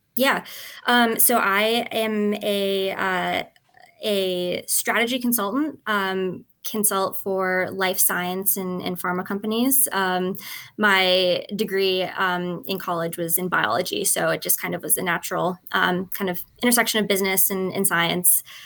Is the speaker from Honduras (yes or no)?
no; Edmonton, Alberta, Canada; I'm Canadian, um, and I am from Edmonton, Alberta